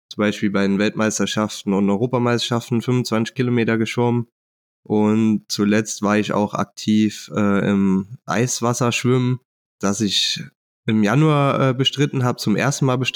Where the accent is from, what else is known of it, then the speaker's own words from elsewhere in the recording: Saarbrücken, Saarland, Germany; ich bin 36 Jahre alt, ich komme aus Saarbrücken und ähm, dort wohne ich auch